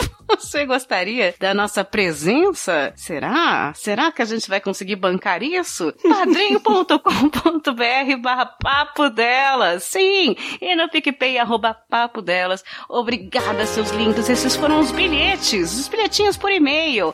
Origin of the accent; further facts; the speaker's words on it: São Bernardo do Campo, São Paulo, Brazil; Eu não moro em São Paulo, eu sou de São Bernardo.